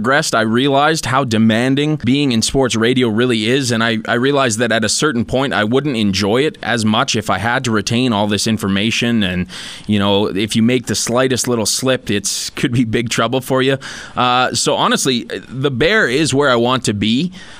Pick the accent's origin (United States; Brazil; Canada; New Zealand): Canada; Sherwood Park, Alberta; I grew up in Edmonton, actually Sherwood Park, just outside of Edmonton